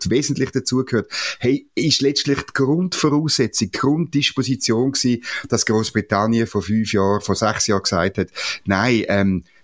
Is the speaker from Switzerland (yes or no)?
yes; Switzerland; Das können wir als Schweizer